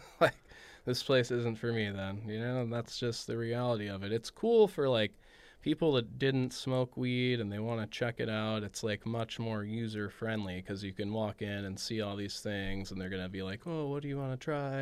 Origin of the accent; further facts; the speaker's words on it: Los Angeles, California, United States; growing up in the San Fernando Valley, like, the heart of weed